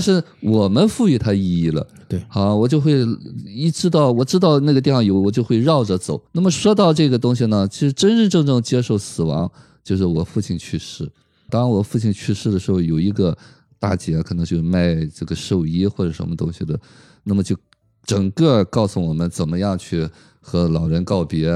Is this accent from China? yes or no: yes; China; 我们中国人